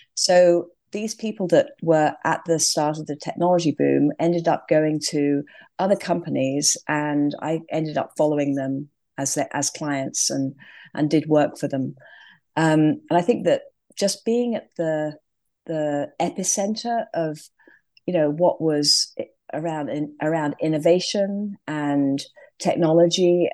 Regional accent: England, United Kingdom; moved away as an adult; also born or lived in London; now in California, United States; clearly from my accent, I started in England

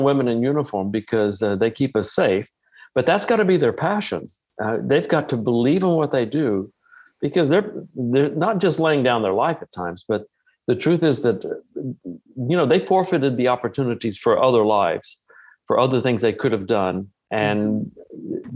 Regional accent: Texas, United States; I'm from Texas

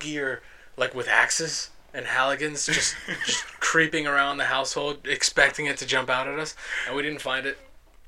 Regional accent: Managua, Nicaragua; born there; I was born in Managua, Nicaragua.

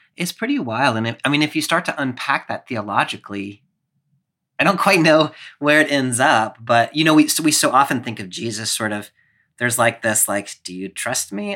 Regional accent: Clemson, South Carolina, United States; my hometown of Clemson, which is about ten thousand people

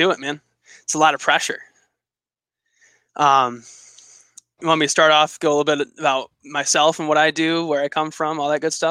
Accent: Michigan, United States; So I lived right on the border with Canada, in a town called Sault Ste. Marie.

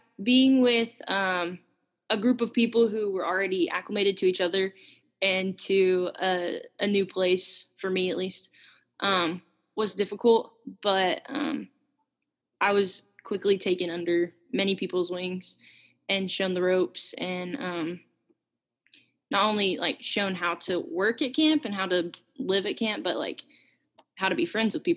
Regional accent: Memphis, Tennessee, United States; I'm from Memphis

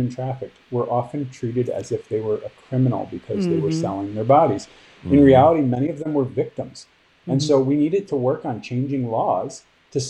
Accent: Michigan, United States; my home state of Michigan

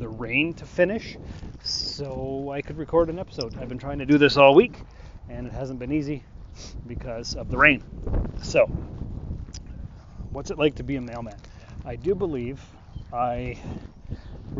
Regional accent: Sault Ste. Marie, Ontario, Canada; moved away; I was born in Sault Ste. Marie, Ontario, which is a border town. It is on the border of Canada and the U.S., and we share Lake Superior. We're right on the St. Mary's River, if that helps. Probably doesn't. But the fact is, for the first 20 years of my life, I grew up on the border town.

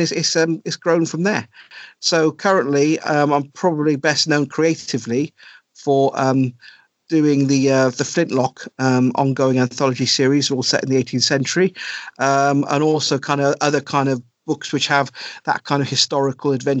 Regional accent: South Wales, United Kingdom; moved away as an adult; also born or lived in Cardiff / India / Germany / Thailand; I grew up in South Wales. I was born in Cardiff, but then most of my kind of certainly my teenage years and into my early 20s before I started traveling, I was in a little village

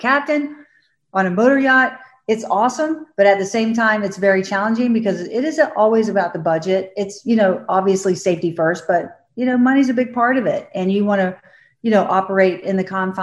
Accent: Florida, United States; I grew up in Florida

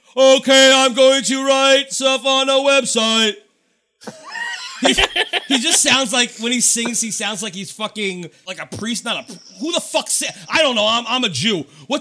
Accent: New York, United States

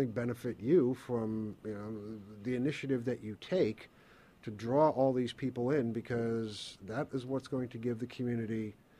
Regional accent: New York, United States; I'm from New York. I'm from the United States. I'm not used to small countries.

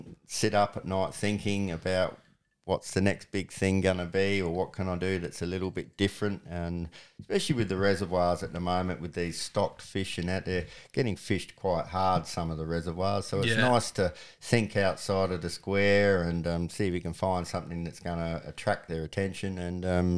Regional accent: Benalla, Victoria, Australia; born there; Well, as I said, I was born in Benalla, which is on the Broken River, which is one of the best cod fisheries in Australia.

